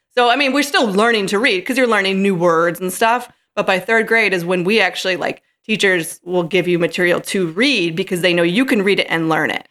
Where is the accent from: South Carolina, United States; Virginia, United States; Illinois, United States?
Illinois, United States; St. Charles; also born or lived in Chicago; my Chicago stint for ten years, but now, um, I'm back in Saint Charles